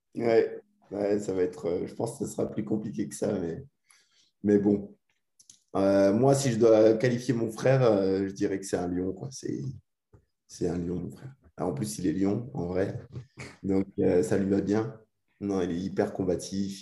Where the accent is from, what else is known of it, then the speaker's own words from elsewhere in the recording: Alsace, Grand Est, France; moved away; c'est aussi pour ça qu'on rentre en Alsace, parce qu'on est parti il y a très longtemps, il y a, il y a 15 ans maintenant à peu près. Ça fait 15 ans qu'on est parti d'Alsace